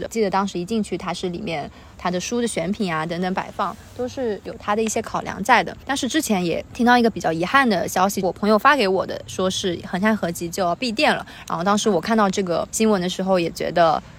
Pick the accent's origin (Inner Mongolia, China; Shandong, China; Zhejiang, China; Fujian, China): Zhejiang, China; Hangzhou; moved away as an adult; also born or lived in United Kingdom; now in Shanghai, China; 因为小时候一直到十八岁，我都是在杭州成长，然后后面上大学去了上海，也去了英国上学，包括现在又在上海工作，